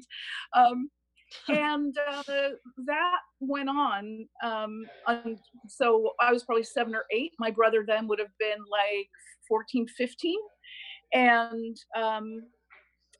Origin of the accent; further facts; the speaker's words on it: Bloomfield, New Jersey, United States; also born or lived in Newark, New Jersey; now in Keswick Ridge, Canada; I was born in Newark, New Jersey, grew up in Bloomfield, New Jersey to Italian immigrants.